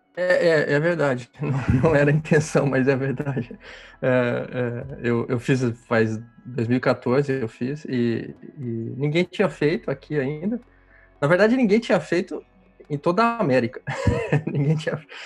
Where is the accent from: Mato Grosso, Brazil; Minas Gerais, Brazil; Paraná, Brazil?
Paraná, Brazil; interior of; now in Rio de Janeiro, Brazil; eu sou do Paraná, do interior do Paraná, e mudei para o Rio